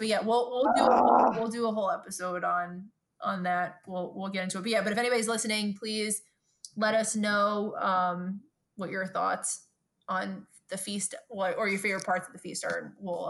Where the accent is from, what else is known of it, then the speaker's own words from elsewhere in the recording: New York City, New York, United States; we're Two Bros from Brooklyn.